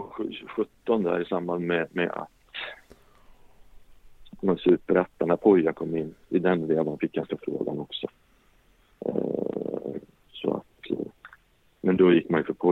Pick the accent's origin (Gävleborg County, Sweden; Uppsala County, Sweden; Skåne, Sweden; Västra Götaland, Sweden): Västra Götaland, Sweden; Gothenburg; Jag är också från Göteborg.